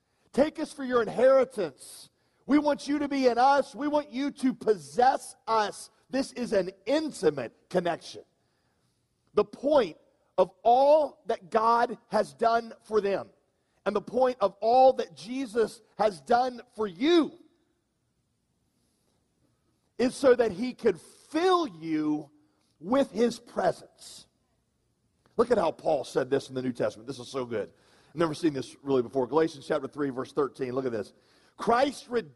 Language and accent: English; the South, United States; I am a Southerner